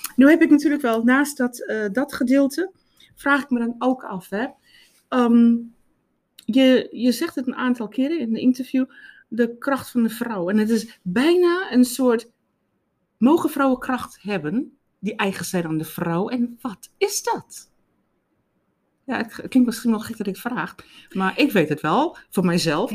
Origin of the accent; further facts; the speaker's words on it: South Africa; now in Netherlands; ik kom uit Zuid-Afrika. Mijn moeder was, eh, maakte, naaide altijd kleding.